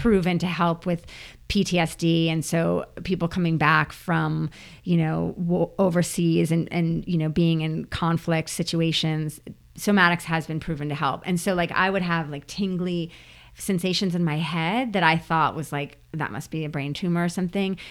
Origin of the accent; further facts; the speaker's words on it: New Jersey, United States; moved away; as a kid growing up in New Jersey